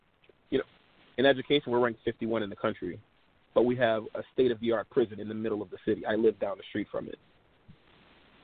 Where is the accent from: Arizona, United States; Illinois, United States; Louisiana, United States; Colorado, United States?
Louisiana, United States; New Orleans; I grew up in Louisiana. I was born in New Orleans.